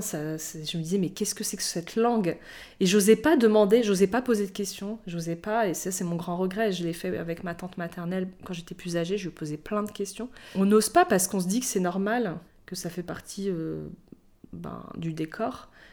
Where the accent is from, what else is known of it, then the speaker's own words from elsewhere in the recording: Morocco; also born or lived in Algeria; quand j'étais enfant au Maroc